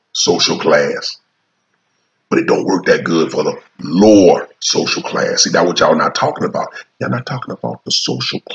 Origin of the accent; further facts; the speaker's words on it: United States; I am American. I live here. I pay taxes here. That's all I know is America.